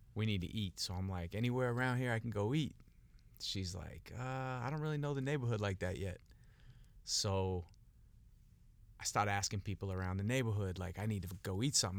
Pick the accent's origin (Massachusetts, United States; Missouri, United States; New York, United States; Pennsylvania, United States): Massachusetts, United States; Boston; now in Miami, United States; I grew up in Boston, been living in Miami for a long time